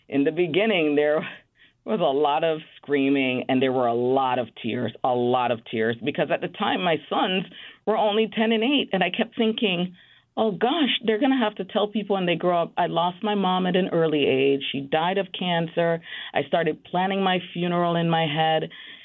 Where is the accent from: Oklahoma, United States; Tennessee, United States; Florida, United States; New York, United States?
New York, United States; Bronx; born or raised there